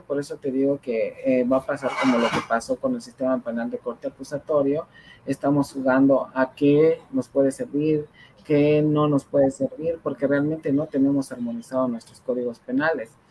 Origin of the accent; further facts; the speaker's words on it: Mexico; uno como, como mexicano